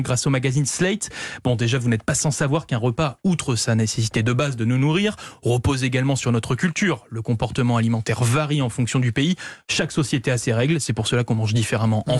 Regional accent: France; chez nous en France

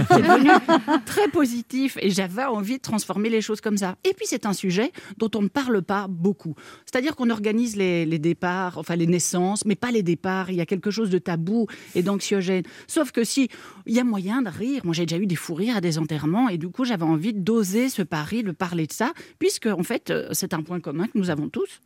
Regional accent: Belgium; Je me sens belge, je sais pas, parce que je, je connais la Belgique, que j'ai été élevée, que mes parents sont belges

